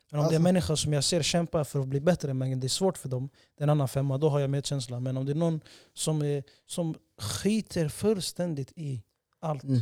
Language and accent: Swedish; Somalia; now in Sweden; Vi har sån stor respekt till vårt land och där vi kommer ifrån bror. vi, vi, bror du kan träffa en somalier från vart som helst i världen bror. Han kommer stolt säga jag är somalier.